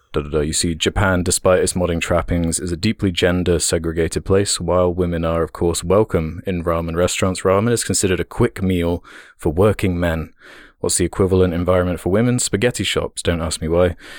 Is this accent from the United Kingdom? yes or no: yes; United Kingdom; as a British person